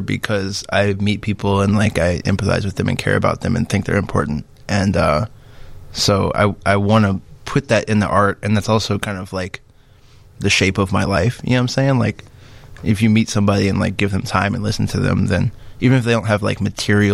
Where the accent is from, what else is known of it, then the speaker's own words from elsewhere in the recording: Champaign, Illinois, United States; moved away; also born or lived in Seattle / New Orleans; I grew up in Champagne